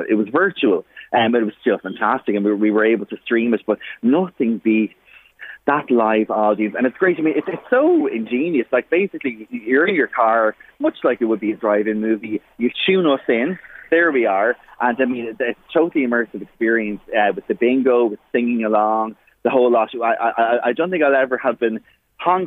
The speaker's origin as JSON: {"language": "English", "country": "Ireland", "said": "We're all Irish"}